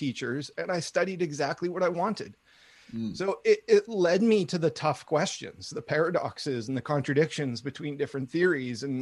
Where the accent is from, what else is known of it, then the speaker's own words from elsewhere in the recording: Vancouver, British Columbia, Canada; I grew up in Vancouver, British Columbia